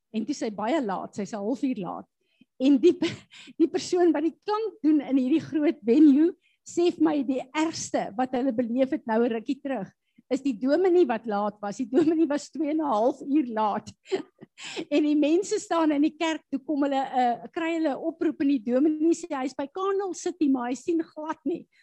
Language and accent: Afrikaans; South Africa; ons as Suid-Afrikaners veral staan bekend as Christene